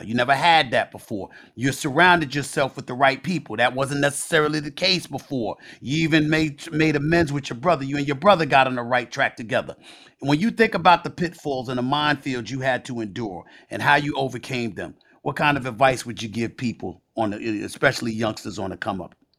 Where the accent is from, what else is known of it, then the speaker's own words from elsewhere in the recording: New York City, New York, United States; my life before E S P N, growing up in Hollis, Queens, New York